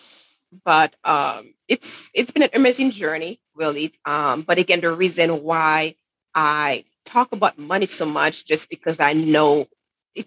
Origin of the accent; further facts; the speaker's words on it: Haiti; now in New Hampshire, United States; I'm originally from Haiti, from the Caribbean, where it's way warmer, by the way, than New Hampshire. But anyway, so growing up in Haiti